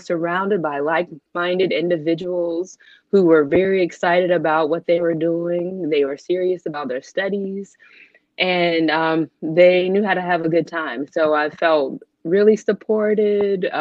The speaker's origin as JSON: {"language": "English", "town": "Charlotte", "region": "North Carolina", "country": "United States", "tie": "born or raised there", "moved": "yes", "lives_now": "Baltimore, United States", "said": "I'm currently in Baltimore, Maryland, and I'm originally from Charlotte, North Carolina."}